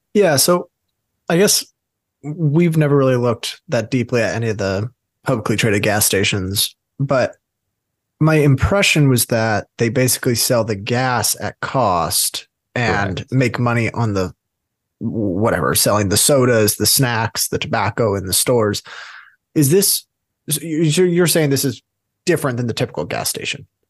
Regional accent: West Coast, United States; we're from the West Coast

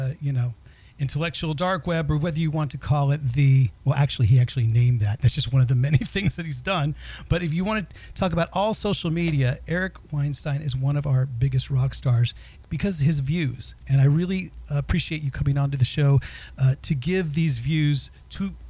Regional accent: Bay Area, California, United States; I was born and raised in the Bay Area.

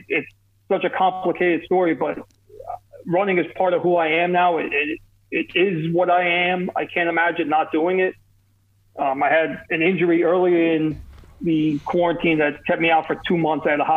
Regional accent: Kearny, New Jersey, United States; accent: New York, New Jersey; also born or lived in North Arlington, New Jersey; I'm from New Jersey. I was born in a town called Kearney, New Jersey.

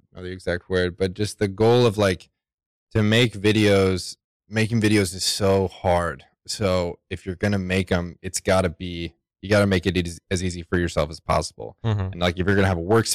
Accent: Texas, United States; moved away as an adult; I'm from Texas, so I grew up building like decks and fences and tree houses and whatever.

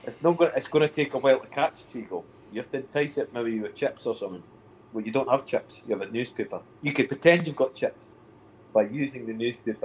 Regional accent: Scotland, United Kingdom; I'm from Scotland

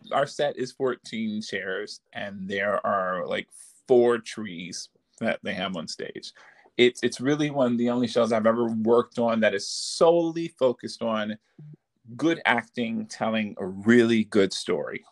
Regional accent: Detroit, Michigan, United States; moved away as an adult; also born or lived in Baltimore, Maryland / Washington, D.C.; I'm from uh, Detroit, Michigan

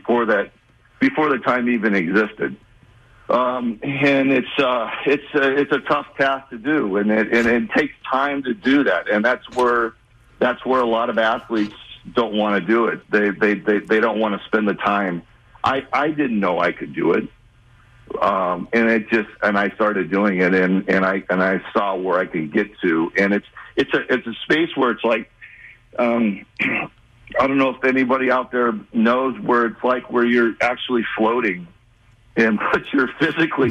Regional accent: Los Angeles, California, United States; my hometown team, the Dodgers

